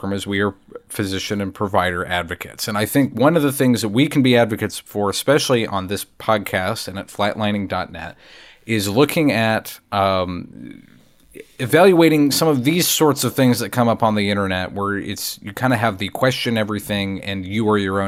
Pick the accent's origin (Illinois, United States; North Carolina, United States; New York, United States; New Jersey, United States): North Carolina, United States; also born or lived in United Kingdom; my time growing up in North Carolina